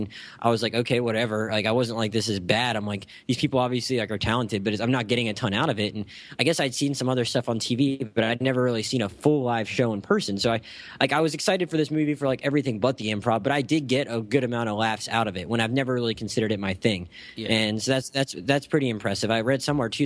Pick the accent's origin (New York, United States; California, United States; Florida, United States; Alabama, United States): Florida, United States; Gulf Breeze; my hometown in Florida